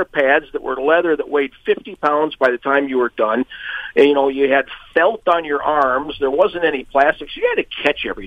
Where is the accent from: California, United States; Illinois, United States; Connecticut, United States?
Illinois, United States; Peoria; moved away; also born or lived in Utah; Peoria, Illinois is my hometown